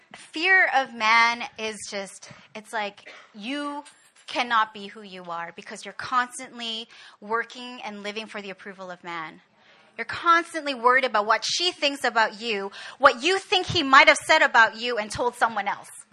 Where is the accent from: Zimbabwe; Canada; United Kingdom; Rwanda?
Canada; moved away as an adult; now in Korea; I was born and raised in Canada